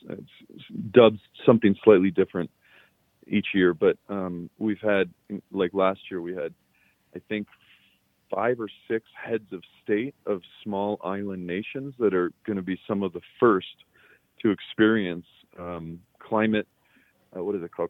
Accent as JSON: {"language": "English", "town": "Boulder", "region": "Colorado", "country": "United States", "tie": "born or raised there", "said": "I was born in Boulder, Colorado"}